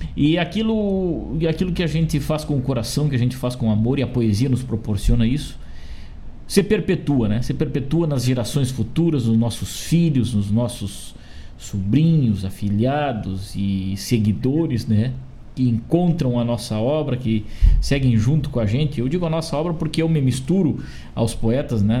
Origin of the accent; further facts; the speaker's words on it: Rosário do Sul, Rio Grande do Sul, Brazil; moved away; Sou natural de Rosário do Sul, tenho muito orgulho dessa terra